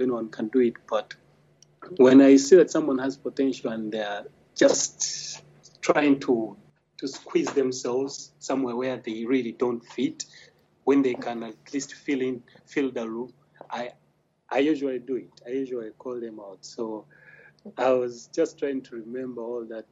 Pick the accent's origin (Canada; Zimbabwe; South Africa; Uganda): Uganda; I'm a banker, a Ugandan of course